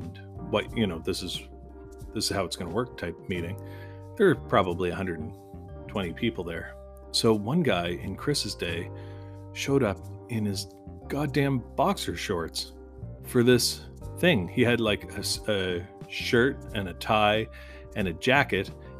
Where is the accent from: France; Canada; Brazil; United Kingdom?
Canada; as a Canadian